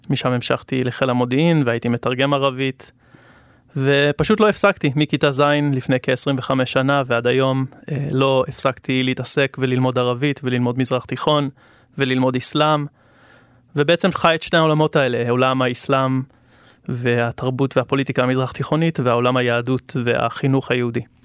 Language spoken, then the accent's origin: Hebrew; Jerusalem, Jerusalem District, Israel; also born or lived in Canberra, Australia; אני יליד ירושלים